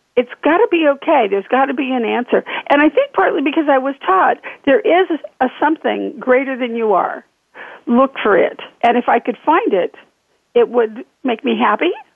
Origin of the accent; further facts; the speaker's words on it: Northern California, United States; moved away as an adult; also born or lived in Nevada / Oregon; now in Fountain Hills, United States; I'm from Northern California